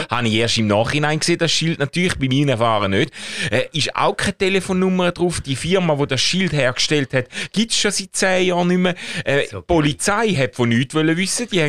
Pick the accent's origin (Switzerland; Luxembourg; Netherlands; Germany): Switzerland; Schaffhausen; Und als Schaffhauser Rheinkind ist klar gewesen, irgendwo an Rhein muss es sein.